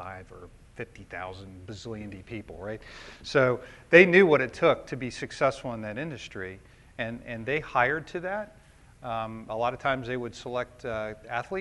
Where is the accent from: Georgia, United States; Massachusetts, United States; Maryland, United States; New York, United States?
Maryland, United States; I grew up in Maryland as an only child, had a great childhood